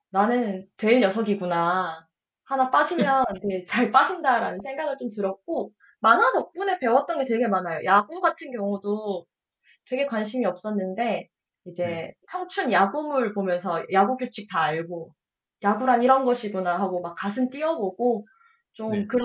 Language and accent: Korean; Ulsan, South Korea; 저는 울산 사람이니까 반에 음. 두산 팬이 되게 많았, 어요